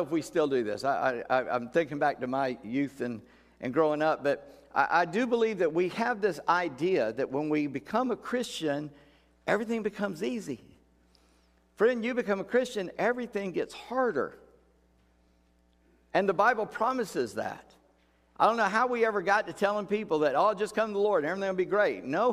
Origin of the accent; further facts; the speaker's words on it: United States; we as an American people